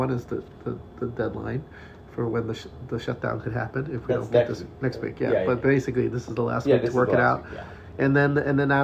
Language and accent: English; New York, United States; moved away as an adult; now in California, United States; I moved here from New York 20 years ago